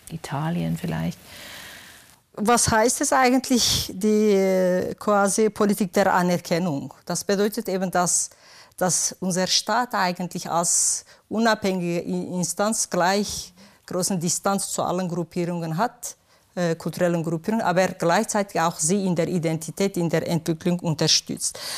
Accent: Switzerland; Aber jetzt sage ich, ich bin Schweizerin kurdischer, Absta äh, kurdischer Abstammung, weil eben ich mit allen drei Sprachen umgehen kann

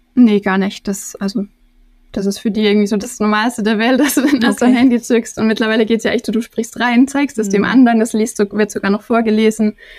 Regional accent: Germany; moved away; also born or lived in Turkey; ich deutsch wie ich bin

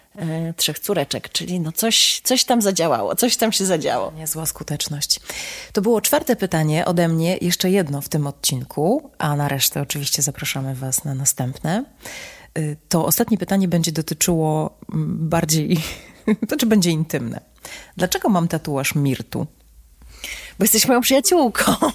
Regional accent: Warsaw, Masovian Voivodeship, Poland; also born or lived in Italy / Israel; Polka z Warszawy

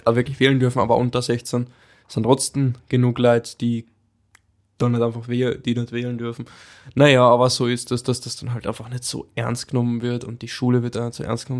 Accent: Carinthia, Austria; bei uns in Voll. Kärnten

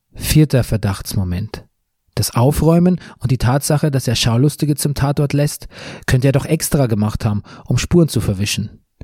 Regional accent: Bavaria, Germany; in meiner Heimat Bayern

